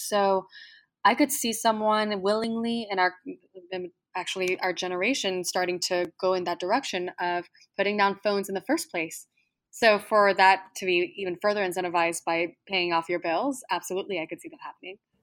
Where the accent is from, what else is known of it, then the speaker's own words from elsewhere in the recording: Plano, Texas, United States; moved away; when I was growing up in Texas, did love Texas just as my fellow Texans did, and also grew up loving the environment of Plano